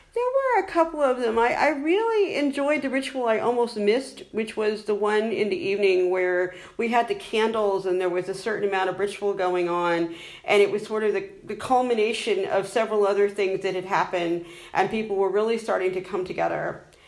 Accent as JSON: {"language": "English", "country": "United States", "moved": "as an adult", "lives_now": "Ireland", "said": "you can tell from my accent, I'm originally from the United States"}